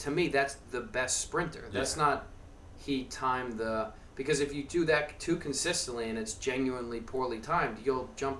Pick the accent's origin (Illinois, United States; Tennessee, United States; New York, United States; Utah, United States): New York, United States; Long Island; moved away; my home house where I grew up on Long Island